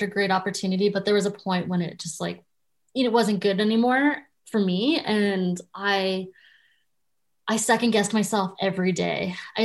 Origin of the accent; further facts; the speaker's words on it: Canada; I, as most Canadian kids, wanted to be a Much Music VJ